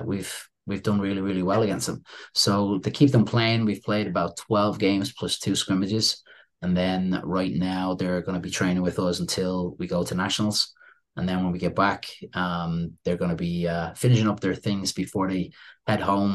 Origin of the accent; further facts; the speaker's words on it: Dublin, Leinster, Ireland; moved away as an adult; also born or lived in Syracuse, New York, United States; now in New York, United States; Growing up in Dublin, Ireland, when I was playing with my club team